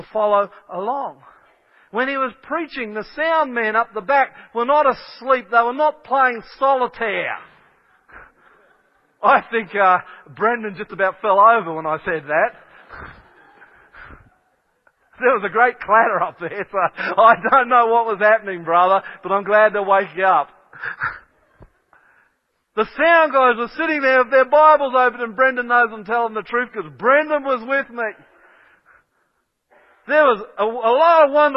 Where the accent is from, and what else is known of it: Kellyville, New South Wales, Australia